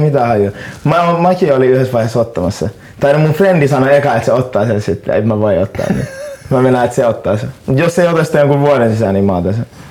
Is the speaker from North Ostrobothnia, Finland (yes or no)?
no; Helsinki, Uusimaa, Finland; Mä oon stadilainen